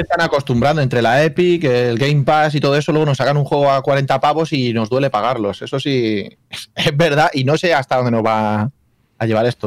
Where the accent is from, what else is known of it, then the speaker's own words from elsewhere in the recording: Spain; moved away as an adult; now in Scotland, United Kingdom; Yo soy, yo soy un señor español que vive en Escocia desde hace ya muchos años